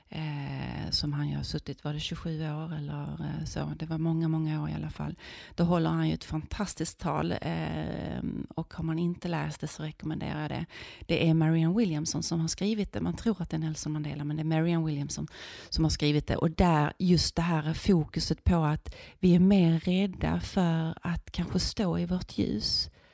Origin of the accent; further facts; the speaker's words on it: Viken, Skåne, Sweden; Alltså jag är uppvuxen i Skåne i en liten fiskeby som heter Viken